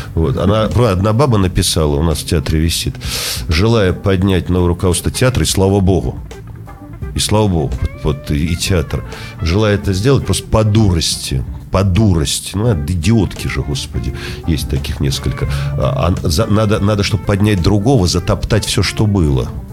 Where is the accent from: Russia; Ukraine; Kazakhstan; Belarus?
Russia; Saint Petersburg; Поэтому петербуржец я, ленинградец, э, наверное, и то, и другое.